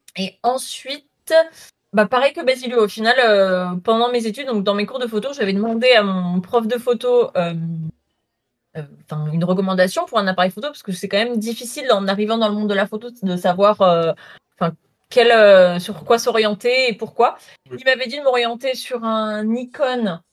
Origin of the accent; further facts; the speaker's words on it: south of France, France; Je viens du sud de la France.